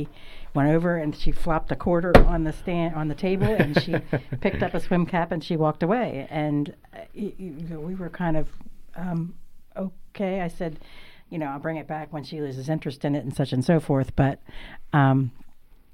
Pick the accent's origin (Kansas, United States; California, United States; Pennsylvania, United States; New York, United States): Pennsylvania, United States; Seven Stars; I grew up in a very small town or village called Seven Stars, about a half an hour south of Sealands Grove